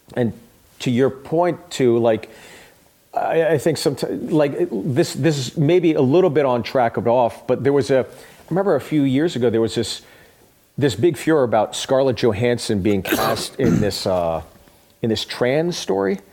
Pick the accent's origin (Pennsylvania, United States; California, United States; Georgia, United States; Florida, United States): Pennsylvania, United States; Pittsburgh; I'm from Pittsburgh.